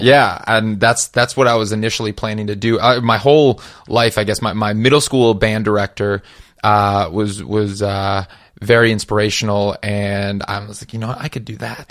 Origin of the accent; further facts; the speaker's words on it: Madison, Wisconsin, United States; moved away as an adult; also born or lived in Minneapolis, Minnesota; I grew up in Wisconsin